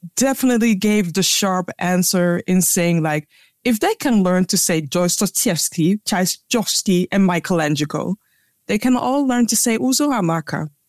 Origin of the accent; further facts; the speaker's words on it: Ghana; now in Netherlands; a Ghanaian with a South African having a conversation about our roots